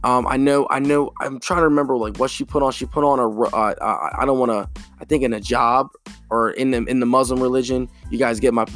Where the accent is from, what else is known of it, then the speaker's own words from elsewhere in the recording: United States; as an American